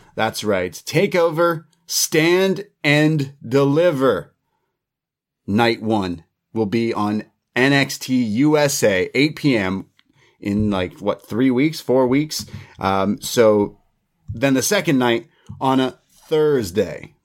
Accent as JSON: {"language": "English", "country": "Canada", "said": "me as a Canadian"}